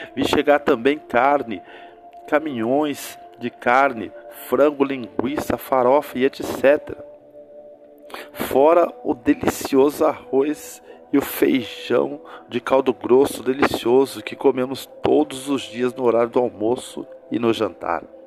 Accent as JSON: {"language": "Portuguese", "country": "Brazil"}